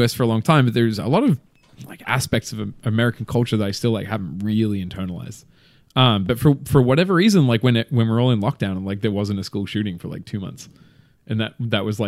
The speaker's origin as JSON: {"language": "English", "country": "Australia", "accent": "Australian", "moved": "yes", "said": "I'm Australian."}